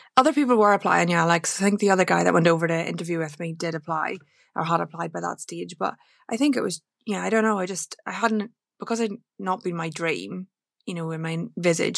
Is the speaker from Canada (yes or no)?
no; Northern Ireland, United Kingdom; home was a very rural part of Romana in Northern Ireland